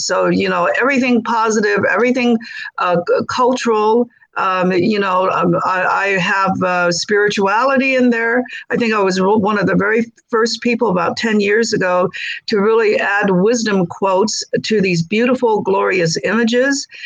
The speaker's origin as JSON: {"language": "English", "town": "Los Angeles", "region": "California", "country": "United States", "tie": "born or raised there", "also_born_or_lived": "China", "said": "I grew up in South Central"}